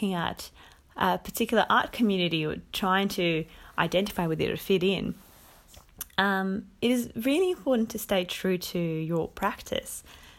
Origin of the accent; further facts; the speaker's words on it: Moscow, Russia; also born or lived in Finland / Cyprus; now in Australia; I come from Moscow, Russia, and I have been living in Australia for about 5 years. My family always moved around a lot. We lived in Finland for about 4 years and spent quite some time in Cyprus.